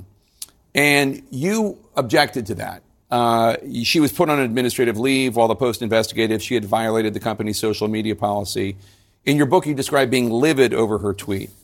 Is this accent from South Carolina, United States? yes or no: no; Philadelphia, Pennsylvania, United States; I'm from Philadelphia